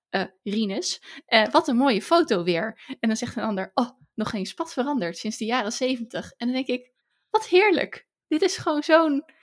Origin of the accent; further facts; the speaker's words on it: Hazerswoude, South Holland, Netherlands; geboren in Hazerswoude